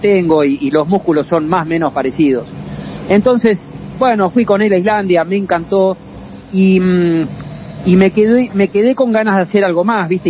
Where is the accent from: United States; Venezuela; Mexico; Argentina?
Argentina; de Argentina